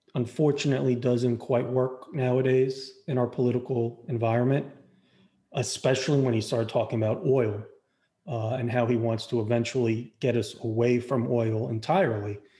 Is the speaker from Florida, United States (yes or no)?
yes; Florida, United States; we're both from Florida